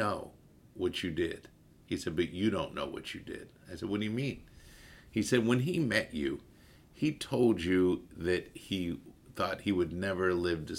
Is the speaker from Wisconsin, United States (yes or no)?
no; Baltimore, Maryland, United States; moved away; a kid like anybody else in Baltimore loving the Orioles